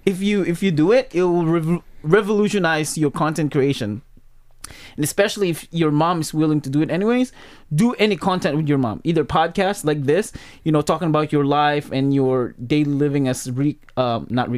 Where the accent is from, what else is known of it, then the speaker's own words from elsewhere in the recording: Pampanga, Central Luzon, Philippines; also born or lived in Michigan; now in United States; in my hometown. Pampanga